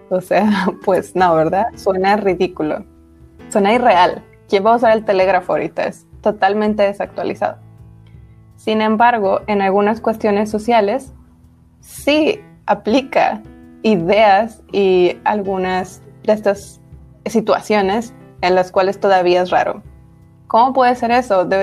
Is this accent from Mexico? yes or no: yes; Mexico; mexicanos andamos buscando nuestro origen.